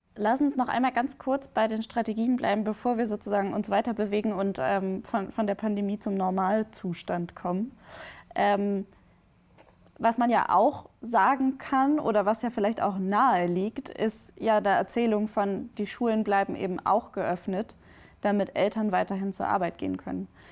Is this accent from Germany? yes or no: yes; Bremen, Germany; now in Berlin, Germany; aus Bremen zugeschaltet, aus meiner Heimatstadt